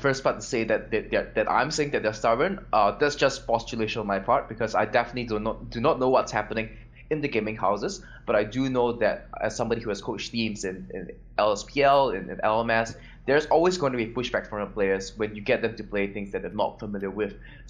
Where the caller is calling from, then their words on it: Ho Chi Minh City, Vietnam; because I'm calling from Vietnam, from Ho Chi Minh City, and I'm the coach for the EVOS team.